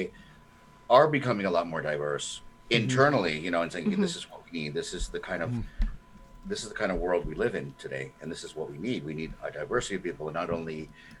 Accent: United States; as an American

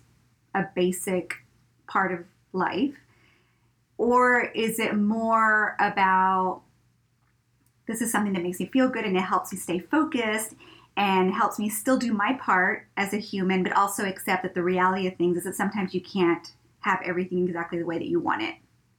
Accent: Brownsville, Texas, United States; I grew up in Brownsville, you know, which borders with Mexico, with Matamoros.

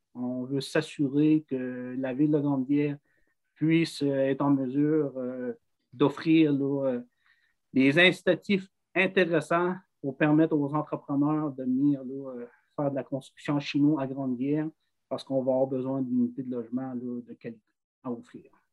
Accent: Grande-Rivière, Quebec, Canada; chez nous à Grandguerre

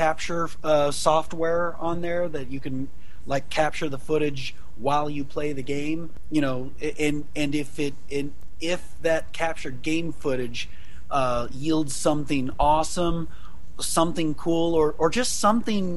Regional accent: Jerseyville, Illinois, United States; my hometown, Jerseyville, Illinois

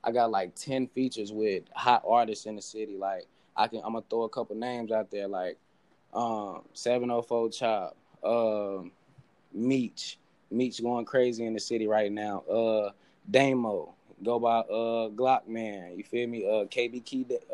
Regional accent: Charlotte, North Carolina, United States; I'm really from North Charlotte

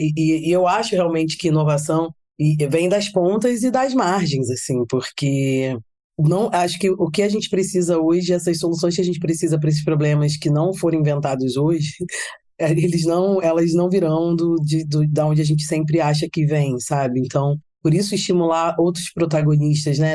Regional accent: Rio de Janeiro, Brazil; sou carioca

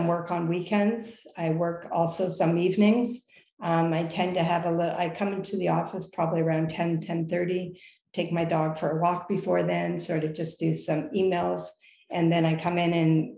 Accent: Lake Huron, Ontario, Canada; also born or lived in Toronto; I grew up on Lake Huron

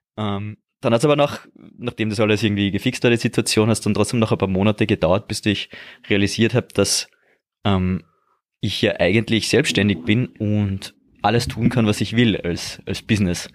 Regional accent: Austria; bei uns in Österreich

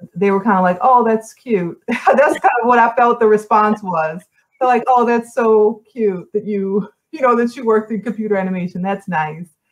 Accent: New Orleans, Louisiana, United States; moved away as an adult; also born or lived in New York; I was born and raised in New Orleans, but in a lot of ways, I grew up in New York.

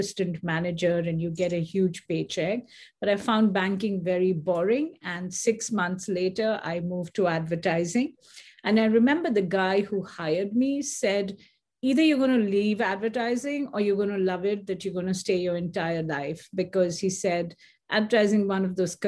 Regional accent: Delhi, India; moved away as an adult; also born or lived in Calcutta, India; now in United States; I was born in India, actually born in Calcutta, which is very famous for the fact that Mother Teresa was there. But I moved to Delhi very quickly, very young. So I have no memories of Calcutta really

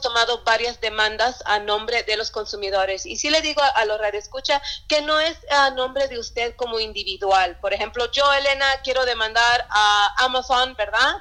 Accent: Yakima, Washington, United States; also born or lived in Sunnyside, Washington / Pasco, Washington; nacida en Sunnyside, eh, eh, cerca de Yakima, crecí en Yakima, viví hasta en Pasco también

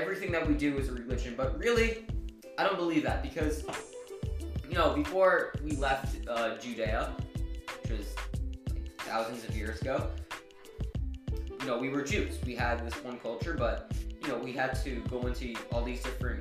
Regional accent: United States; I grew up in the States, you know, living in America

